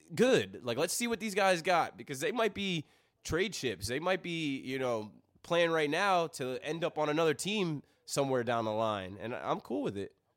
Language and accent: English; Ocean Township, New Jersey, United States; I came from Ocean Township